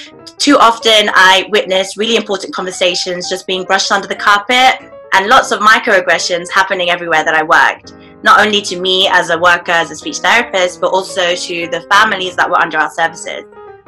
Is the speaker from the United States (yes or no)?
no; United Kingdom; I'm a British Muslim speech and language therapist with Yemeni, Pakistani and Indonesian heritage.